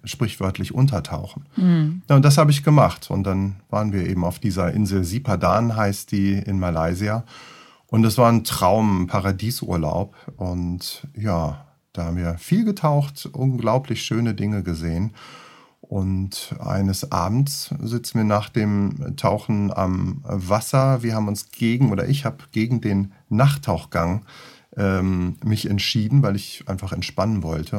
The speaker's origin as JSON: {"language": "German", "town": "Göttingen", "region": "Lower Saxony", "country": "Germany", "also_born_or_lived": "Luxembourg", "moved": "yes", "said": "Ich bin eigentlich aus Göttingen"}